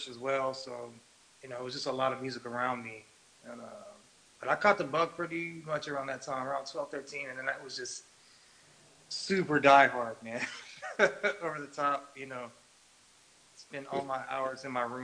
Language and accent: English; the Bay Area, California, United States; I grew up in the Bay Area.